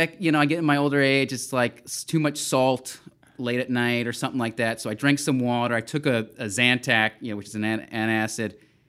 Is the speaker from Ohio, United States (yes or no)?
no; Texas, United States; I mean, I'm from Texas